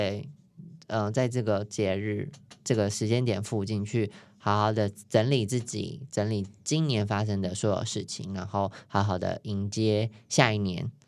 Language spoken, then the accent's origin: Chinese; New Taipei, Taiwan; 所以我新北人对不起，但是我有去。